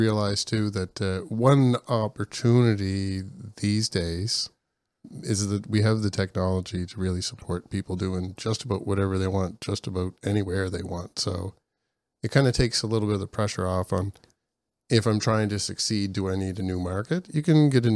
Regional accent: Canada; as a Canadian

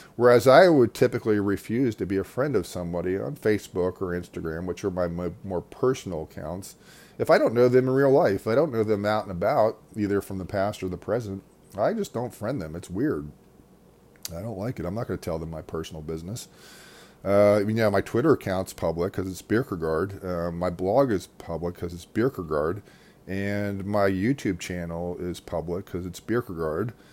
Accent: United States; as an American

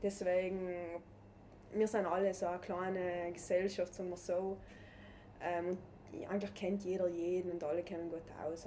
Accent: South Tyrol, Trentino-Alto Adige, Italy; das Skifahren bei uns in Südtirol ist einfach Kultursport

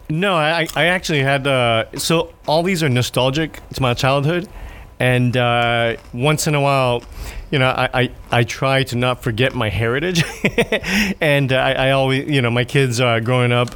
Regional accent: Japan; I'm from Japan

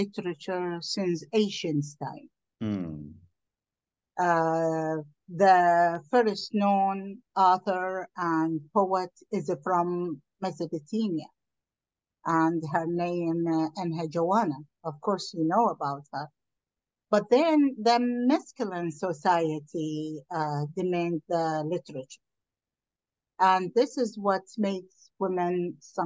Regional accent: Iraq; moved away as an adult; now in United States; I am from Iraq

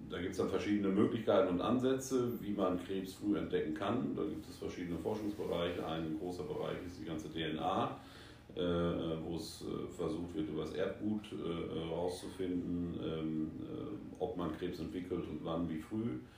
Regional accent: North Rhine-Westphalia, Germany; now in Asia; Äh, ich bin gebürtig aus dem Sauerland, lebe aber auch schon seit fast 20 Jahren in Asien.

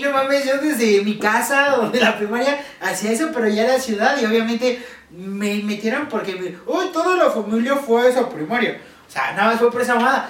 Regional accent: Mexico; como buen mexicano

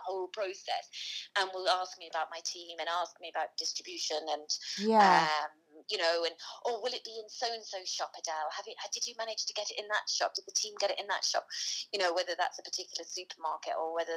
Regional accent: Teesside, North East England, United Kingdom; I'm from Teesside in the northeast of England

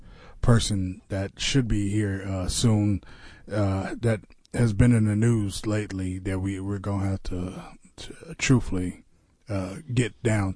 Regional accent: Navasota, Texas, United States; I'm from Navasota.

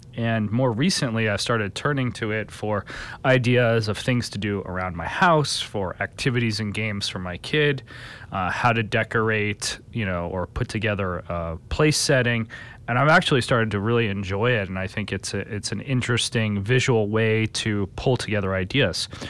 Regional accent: East Coast, New Jersey, United States; now in Chicago, United States; Growing up on the East Coast, I had the opportunity to use New Jersey Transit

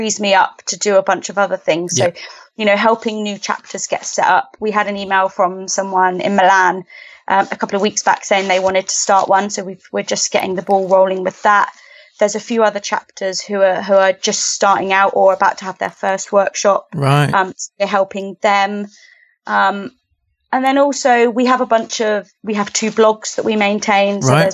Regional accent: Southampton, South East England, United Kingdom; moved away as an adult; also born or lived in Bournemouth / London; now in Canada; I'm from the UK. I'm from Southampton.

